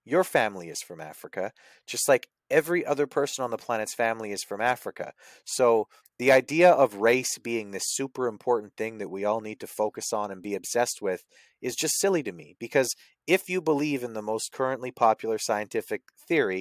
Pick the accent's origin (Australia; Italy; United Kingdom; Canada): Canada; I'm from Canada.